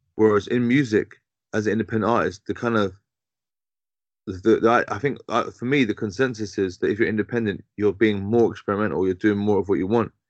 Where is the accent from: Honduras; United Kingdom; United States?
United Kingdom; London; I mainly grew up in uh, in, in Southwest London. Mm-hmm. Um, mm-hmm. I was born in Tooting.